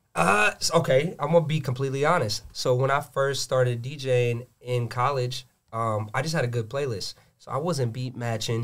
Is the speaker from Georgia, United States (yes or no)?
yes; Gwinnett County, Georgia, United States; I'm born and raised in Gwinnett